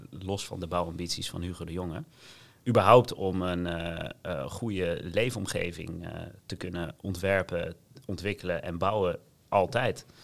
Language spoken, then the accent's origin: Dutch; Gouda, South Holland, Netherlands